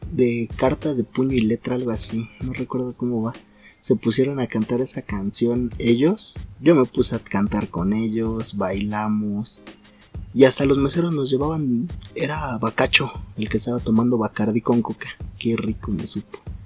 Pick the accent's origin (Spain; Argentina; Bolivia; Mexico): Mexico; Naucalpan, State of Mexico; soy de Naucalpa